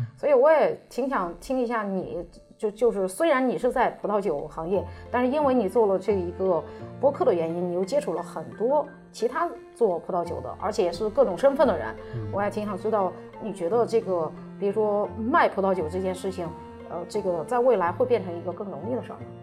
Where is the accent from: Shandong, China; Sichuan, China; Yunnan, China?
Shandong, China; moved away; 就是我们山东那块儿的。